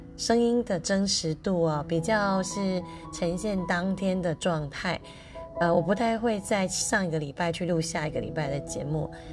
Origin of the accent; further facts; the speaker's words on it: Lukang, Changhua County, Taiwan; moved away; 我是鹿港通，我从小在鹿港长大